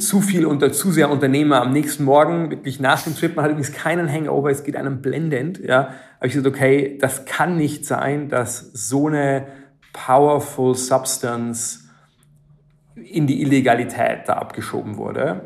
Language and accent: German; Germany; Ich bin auf dem Land aufgewachsen